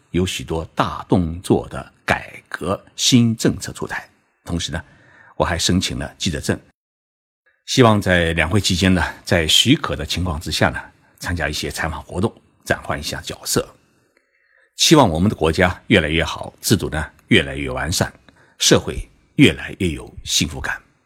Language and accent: Chinese; China; 我们中国人